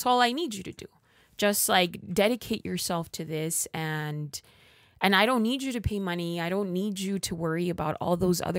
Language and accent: English; Los Angeles, California, United States; I grew up in East Los Angeles in what is a low income community.